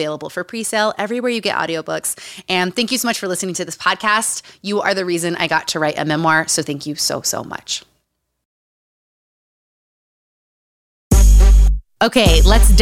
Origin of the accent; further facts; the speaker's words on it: Utah, United States; Growing up in Utah